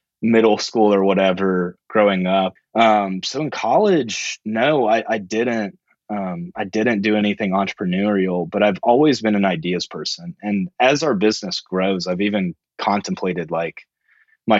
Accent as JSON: {"language": "English", "town": "Roswell", "region": "Georgia", "country": "United States", "tie": "born or raised there", "also_born_or_lived": "Alabama / Athens, Georgia", "said": "I was born in Alabama, but a couple years after, we shortly moved to Georgia around the Atlanta area in the suburbs. So grew up most of the time in the suburbs"}